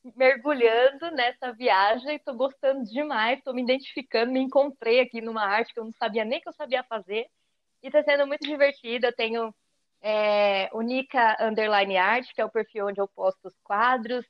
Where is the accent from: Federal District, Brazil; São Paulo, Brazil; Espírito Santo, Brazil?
São Paulo, Brazil; now in Mogi das Cruzes, Brazil; Atualmente eu moro em Mogi das Cruzes, mas nasci lá em Cidade Tiradentes, na quebrada de São Paulo, Zona Leste